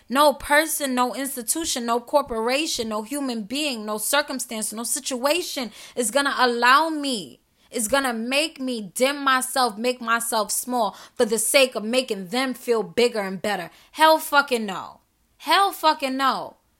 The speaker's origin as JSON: {"language": "English", "town": "New York City", "region": "New York", "country": "United States", "said": "I'm from New York City. I'm from Queens, New York."}